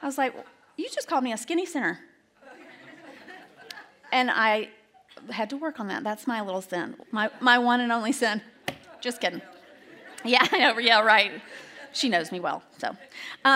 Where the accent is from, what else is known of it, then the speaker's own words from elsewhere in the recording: Alabama, United States; moved away; I grew up in Alabama.